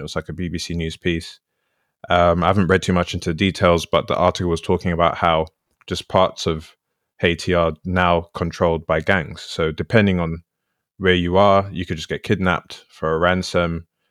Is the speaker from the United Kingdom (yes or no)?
yes; London, United Kingdom; moved away as an adult; I grew up in London my whole life, and then I went to live in a different part of the country for a bit.